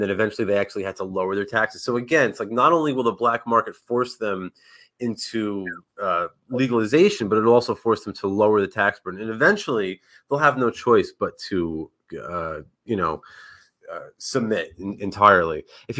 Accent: Northeast, United States; He was like a hero of mine growing up in the Northeast

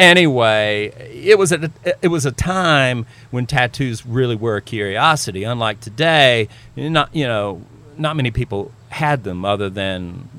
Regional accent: Belmont, North Carolina, United States; also born or lived in Gaston County, North Carolina; there was a band, a rockabilly band from my hometown called

